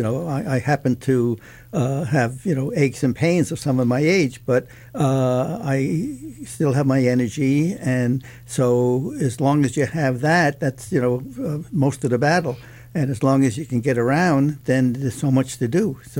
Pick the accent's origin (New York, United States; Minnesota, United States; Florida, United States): New York, United States; born there; Yes, I was born in Manhattan.